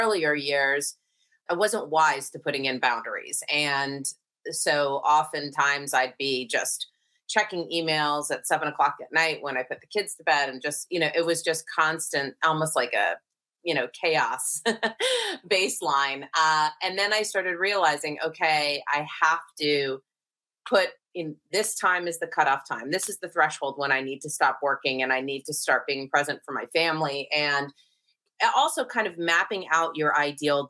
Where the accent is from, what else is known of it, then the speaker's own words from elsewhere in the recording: California, United States; also born or lived in Connecticut; I grew up in Connecticut, just kind of through elementary school. And then my family moved to California, where I lived through college